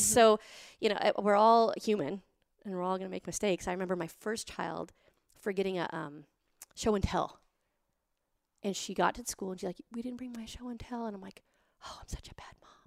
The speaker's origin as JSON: {"language": "English", "region": "Montana", "country": "United States", "tie": "born or raised there", "said": "I grew up in Montana with nothing"}